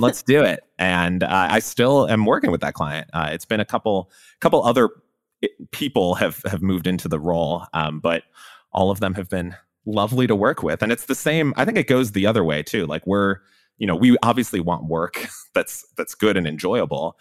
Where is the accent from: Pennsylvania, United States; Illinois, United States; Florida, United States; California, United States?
Illinois, United States; Chicago; now in Austin, United States; I grew up in Chicago, so I was a big Bulls fan